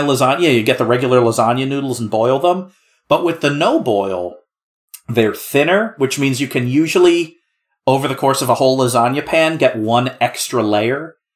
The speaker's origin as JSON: {"language": "English", "region": "New Jersey", "country": "United States", "said": "I'm from New Jersey"}